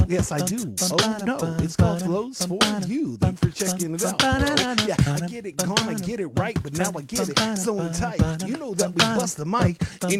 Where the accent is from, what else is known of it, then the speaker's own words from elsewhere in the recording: Pflugerville, Texas, United States; Because I'm from Pflugerville, but there's no F in it.